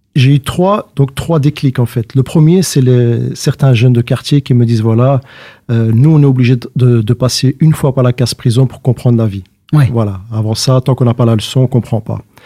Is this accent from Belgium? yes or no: yes; Schaerbeek, Brussels-Capital Region, Belgium; also born or lived in Saint-Josse-ten-Noode; je suis né à Saint-Jos, j'ai grandi à Scarbeck